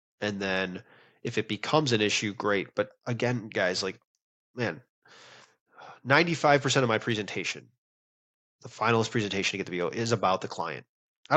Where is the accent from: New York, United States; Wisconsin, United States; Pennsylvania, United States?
Wisconsin, United States; now in Texas, United States; I'm from Wisconsin.